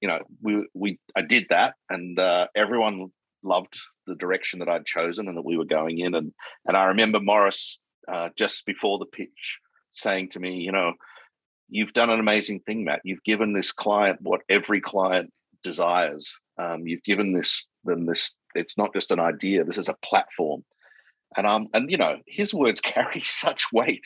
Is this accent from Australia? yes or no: yes; Perth, Western Australia, Australia; moved away as an adult; also born or lived in Sydney / London; I'm this kid from Perth